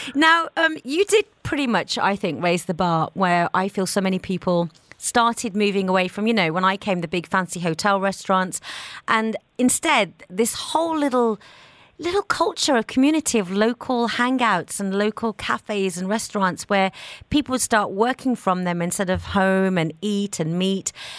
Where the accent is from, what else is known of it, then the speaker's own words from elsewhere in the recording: England, United Kingdom; moved away; I didn't even drink coffee growing up in England